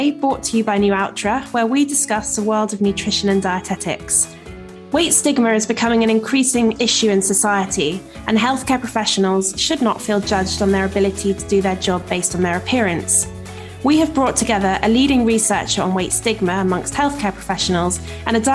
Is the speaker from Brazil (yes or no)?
no; Australia; I'm Australian.